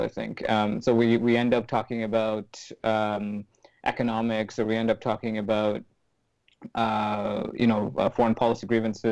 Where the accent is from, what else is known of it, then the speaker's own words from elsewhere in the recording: Sri Lanka; living with my family and growing up in Sri Lanka